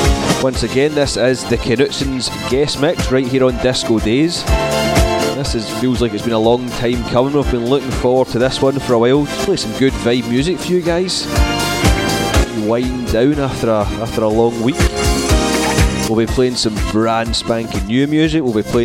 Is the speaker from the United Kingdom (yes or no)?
yes; Scotland, United Kingdom; being a Scotsman and all.